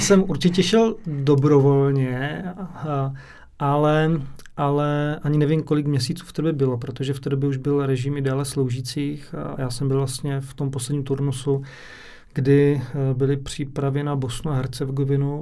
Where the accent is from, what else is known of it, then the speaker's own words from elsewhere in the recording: Předov, Olomouc Region, Czechia; jsem měl okno směrem na Prostějov, protože pocházím z Předova